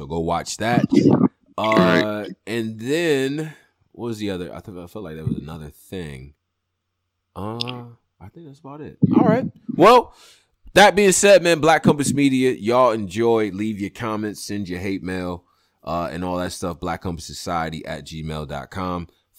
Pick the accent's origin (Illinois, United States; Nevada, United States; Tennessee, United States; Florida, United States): Nevada, United States; Las Vegas; But nah, I ain't no fucking hometown. I'm from Vegas, yo. This my team.